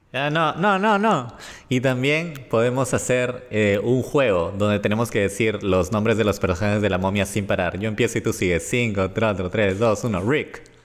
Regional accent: Peru; somos peruanos

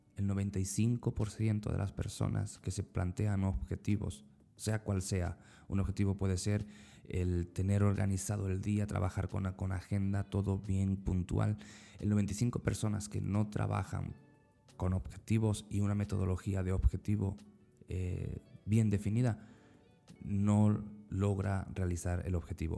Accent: Spain; moved away as an adult; now in Central America; en mi país, en España

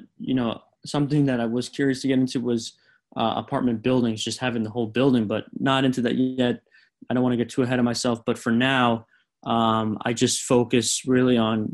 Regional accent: South Florida, United States; growing up in South Florida and, you know, knowing my area so well

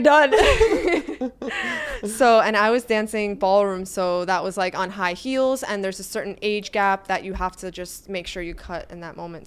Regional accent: New York City, New York, United States; moved away as an adult; also born or lived in Florida / Italy; now in New York City, United States; I, I, was born and raised in Brooklyn.

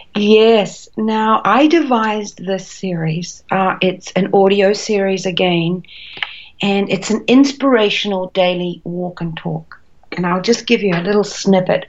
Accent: New Zealand; moved away as an adult; also born or lived in Australia; I'm a Kiwi, a New Zealander by birth, but I did a lot of traveling and I ended up in Australia

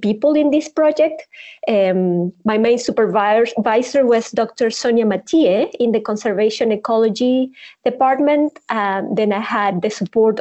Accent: Chilean Patagonia, Chile; moved away as an adult; now in South Africa; I'm from the Chilean Patagonia in the south of Chile. And I was surrounded by all the nature

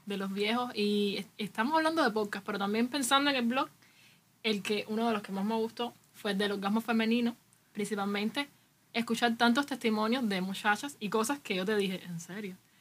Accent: Cuba; aquí en Cuba pasa, no sé, yo soy cubano

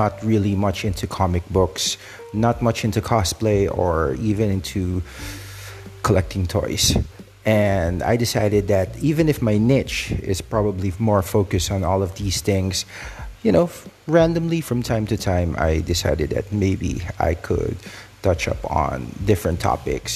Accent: Philippines; I'm from the Philippines

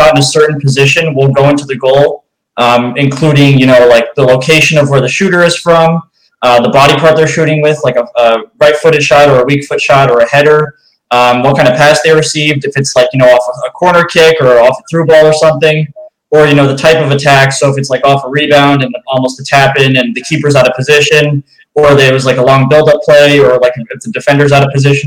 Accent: New York, United States; now in Chicago, United States; I'm from New York. I live in Chicago now

